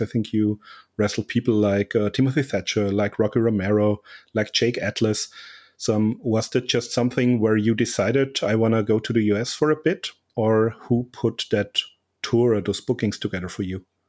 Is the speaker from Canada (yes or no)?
no; Austria; my home country of Austria